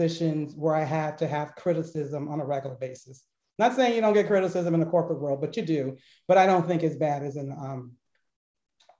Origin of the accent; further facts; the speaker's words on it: Berkeley, California, United States; growing up in the Berkeley school system